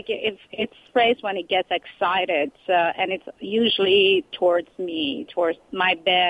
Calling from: California, United States; I'm great. From California.

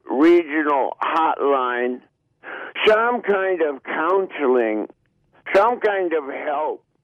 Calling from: Los Angeles, California, United States; I'm in Los Angeles.

